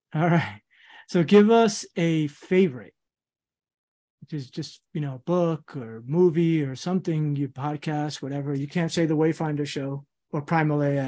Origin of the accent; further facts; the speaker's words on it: Central Falls, Rhode Island, United States; also born or lived in Queens, New York; Central Falls, Rhode Island is where I went, like, high school and all that, what I kinda call home